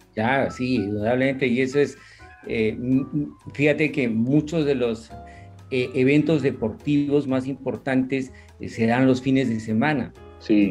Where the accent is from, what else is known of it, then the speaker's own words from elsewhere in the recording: Cusco, Peru; yo nací en el Cusco, eh, vivía en un barrio residencial